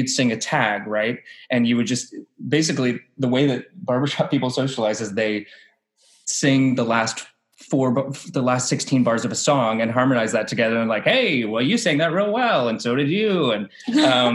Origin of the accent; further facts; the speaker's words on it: Winston-Salem, North Carolina, United States; I'm from North Carolina. We have a rich community theater program around here